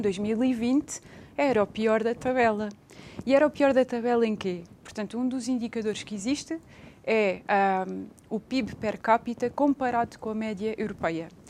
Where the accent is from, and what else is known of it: Portugal